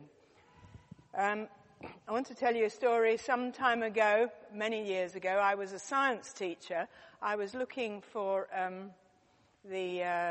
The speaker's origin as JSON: {"language": "English", "country": "United Kingdom", "said": "I'm very British."}